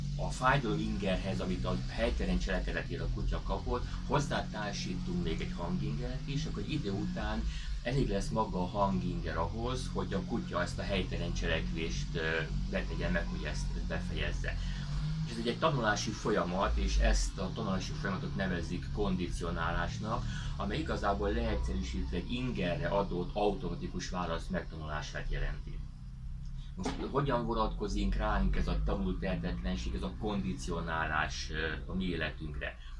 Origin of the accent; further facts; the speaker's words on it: Hungary; így magyarként nagyon nehéz kilépni ebből a helyzetből